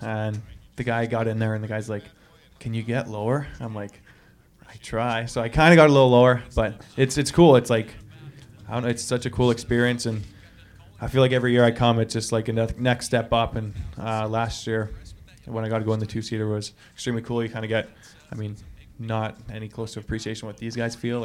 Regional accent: Edmonton, Alberta, Canada; now in St. Louis, United States; I'm from Edmonton.

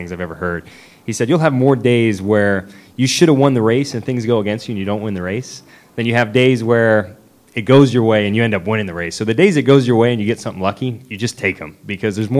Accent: Nashville, Tennessee, United States; I'm from Nashville

